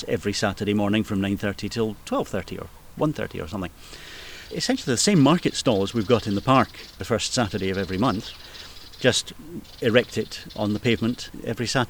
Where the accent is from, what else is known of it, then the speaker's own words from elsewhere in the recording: Edinburgh, Scotland, United Kingdom; I was born and bred in Portobello. I've lived the majority of my life in Portobello